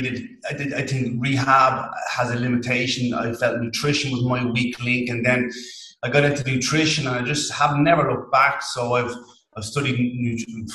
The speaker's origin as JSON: {"language": "English", "country": "Ireland", "accent": "thick Irish", "said": "a strange thick Irish accent"}